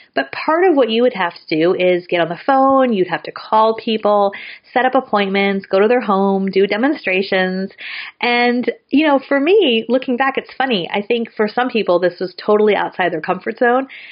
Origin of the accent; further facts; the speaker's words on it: San Francisco Bay Area, California, United States; I'm from the San Francisco Bay Area